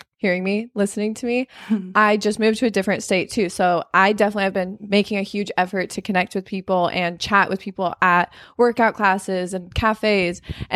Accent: Arizona, United States; I live in Arizona, or I live in California. I'm from Arizona. I'm 23 and I'm a certified personal trainer.

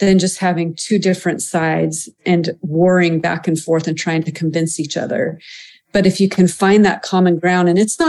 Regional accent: United States; also born or lived in France; as an American

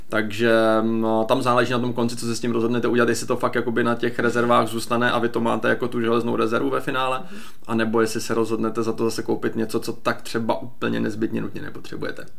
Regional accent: Czechia; my jako Češi neumíme úplně dvakrát pracovat

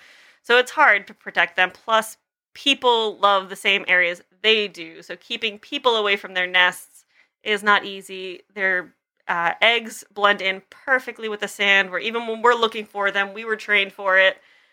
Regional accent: Long Island, New York, United States; I am from Long Island.

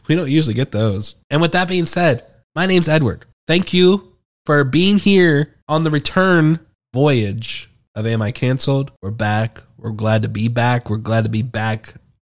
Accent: United Kingdom; I'm British.

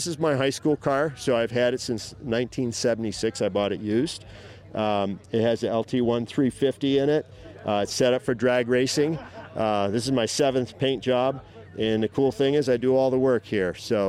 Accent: Fairfax, Vermont, United States; I'm from Fairfax, Vermont.

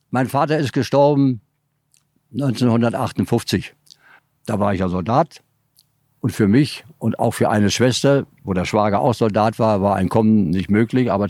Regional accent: Brandenburg, Germany; born there; weil ich da geboren bin im Mark

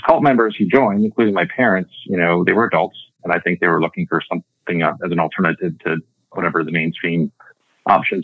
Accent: Mankato, Minnesota, United States; moved away as an adult; I was born in Mankato, Minnesota in 1972. I'm one of 9 kids. I'm number 2 of 9. I went to high school in Mankato

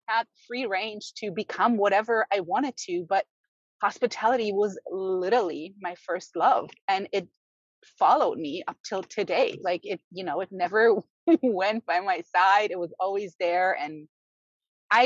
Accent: Germany; also born or lived in Berlin; now in United States; I was born and raised in Germany

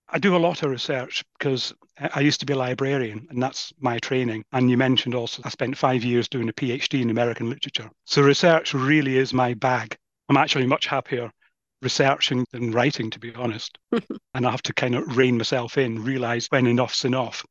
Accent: Crieff, Scotland, United Kingdom; just outside Crieff, my hometown.

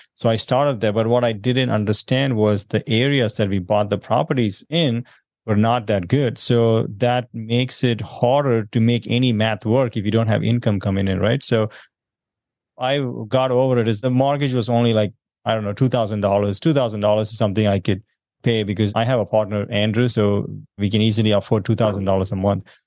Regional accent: South India, India; moved away as an adult; now in United States; I'm originally from South India. I moved here about sixteen years ago.

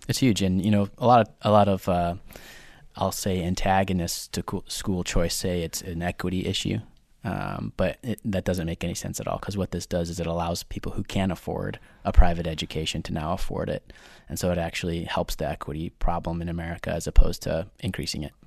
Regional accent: near Detroit, Michigan, United States; moved away as an adult; also born or lived in Tulsa, Oklahoma; now in Long Island, United States; I'm originally from, uh, little city just outside of Detroit, Michigan. I grew up there

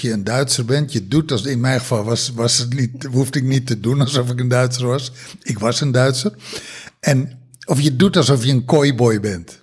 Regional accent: Texel, North Holland, Netherlands; moved away; also born or lived in Germany; als kind op Tessel

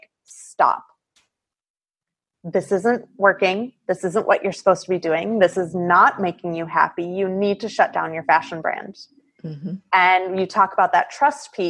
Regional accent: Midwest, United States; moved away as an adult; also born or lived in Italy / Seattle area; I grew up in the Midwest

